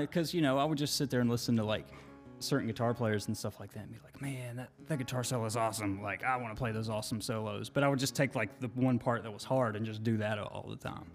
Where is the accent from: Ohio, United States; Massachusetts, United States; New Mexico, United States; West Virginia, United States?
West Virginia, United States; Monroe County; I grew up in a small county down there, you don't even like say you're from this town. You're just like, yeah, I'm from Monroe County